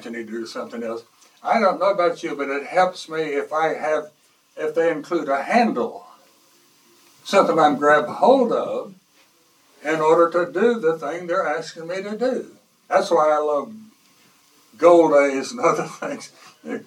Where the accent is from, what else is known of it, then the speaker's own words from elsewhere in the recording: the Bible Belt, United States; I was born and raised in the Bible Belt